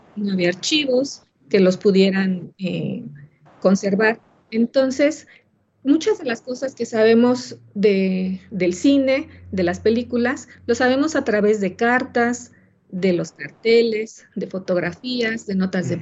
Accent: Mexico; nuestra cultura como mexicanos

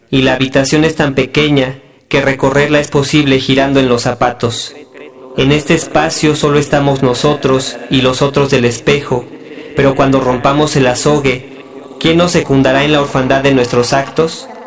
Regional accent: Mexico City, Mexico; born there; tengo 25 años y nací en la Ciudad de México.

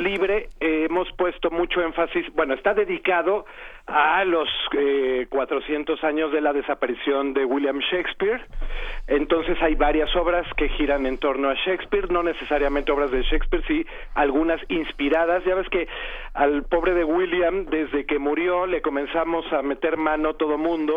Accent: Mexico City, Mexico; Yo soy además hijo de la Benito Juárez

